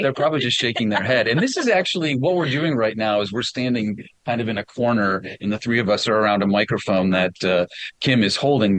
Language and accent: English; Wisconsin, United States; I'm from Wisconsin